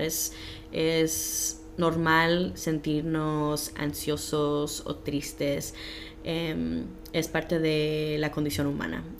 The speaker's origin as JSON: {"language": "Spanish", "town": "Los Angeles", "region": "California", "country": "United States", "tie": "born or raised there", "moved": "as an adult", "lives_now": "Des Moines, United States", "said": "nací en Los Ángeles y a los 18 años me mudé para Iowa"}